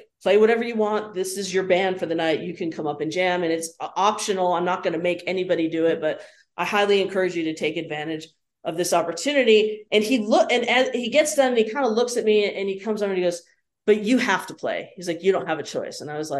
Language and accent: English; Nashville, Tennessee, United States; also born or lived in Rochester, New York / Los Angeles, California / Chicago; growing up in Nashville, of course, I knew Victor Wooten.